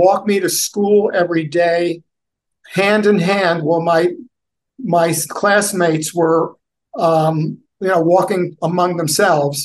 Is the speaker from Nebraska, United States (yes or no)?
no; New Jersey, United States; first language Yiddish; English is a second language; also born or lived in Brooklyn, New York; I was born in December of 49. My parents ended up living in Brooklyn, New York, and my father ended up taking my father being an electrician ended up taking a job. Only a few months after I was born, they were going to then end up moving to New Jersey